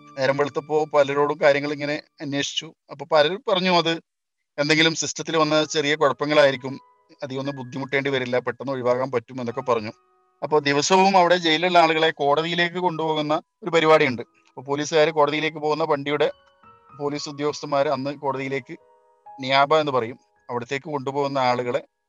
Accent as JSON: {"language": "Malayalam", "region": "Kerala", "country": "India", "tie": "born or raised there", "moved": "as an adult", "said": "നമ്മളൊക്കെ കേരളത്തിലുള്ള ആളുകൾ ആയതുകൊണ്ട് തന്നെ നമ്മൾ പഠിച്ചതും വളർന്നൊക്കെ നമ്മുടെ നാട്ടിൽ തന്നെ"}